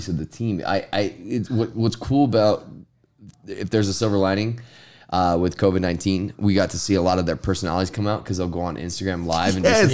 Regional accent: Arizona, United States; We are from Arizona

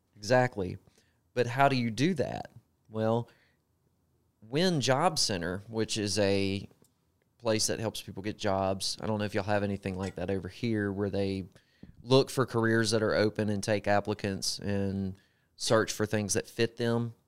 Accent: Gulfport, Mississippi, United States; accent: Southern; moved away as an adult; now in Greenville, United States; I grew up in Gulfport, Mississippi. Spent the majority of my life there

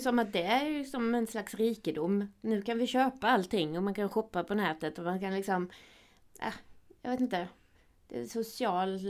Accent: Skåne, Sweden; accent: Scanian (skånska); now in Gothenburg, Sweden; min skånska

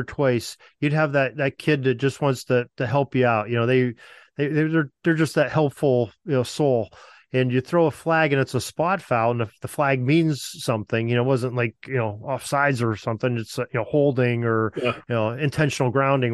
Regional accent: United States; as an American

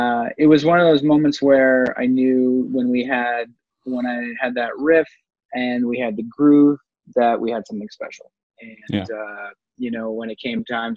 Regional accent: Dundas, Ontario, Canada; Dundas, Ontario, Canada, God's land

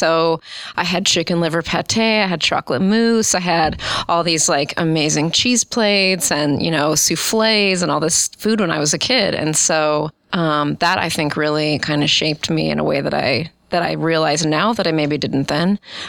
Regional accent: Omaha, Nebraska, United States; I grew up in Omaha, West Omaha.

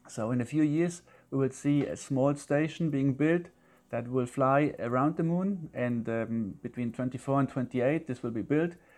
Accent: Germany; also born or lived in Leeds

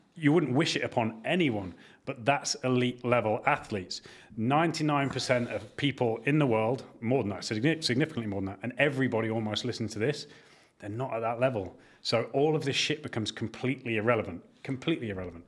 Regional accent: York, Devon, England, United Kingdom; I grew up in York the earlier years of my life, down to Devon in the, the kind of second half of my childhood

